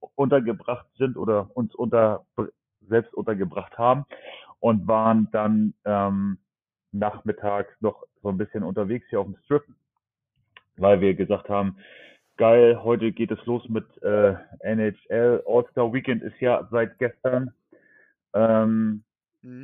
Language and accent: German; Germany; bei uns in Deutschland